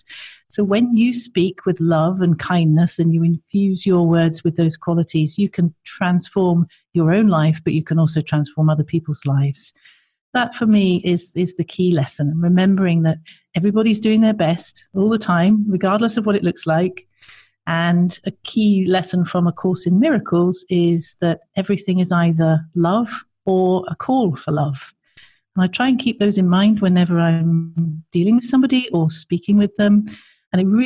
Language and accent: English; Scotland, United Kingdom; from Scotland